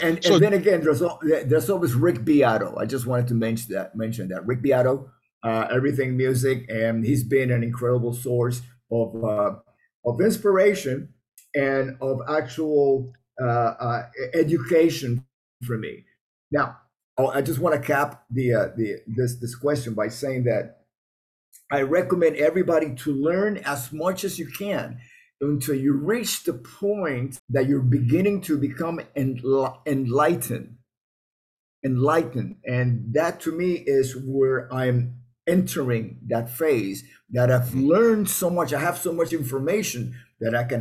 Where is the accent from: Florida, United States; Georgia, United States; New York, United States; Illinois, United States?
Florida, United States; Miami; I grew up in Miami